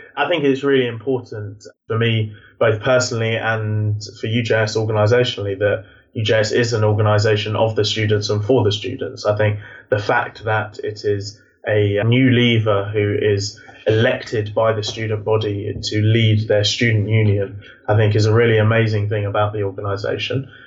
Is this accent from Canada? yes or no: no; United Kingdom; I am born and bred in the Jewish community, the UK